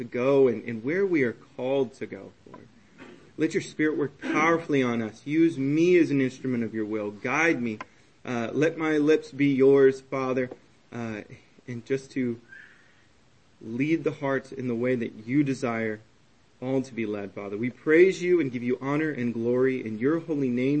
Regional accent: Texas, United States; now in Vermont, United States; I'm from Texas

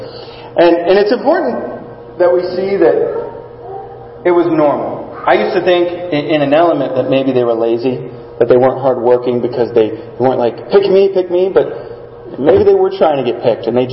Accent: South Texas, United States; I grew up in South Texas

